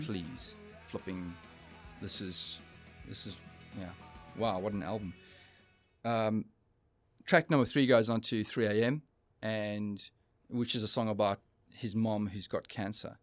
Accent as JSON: {"language": "English", "town": "East London", "region": "Eastern Cape", "country": "South Africa", "tie": "born or raised there", "said": "We, we're traveling from Joburg to, uh, to our hometown of East London"}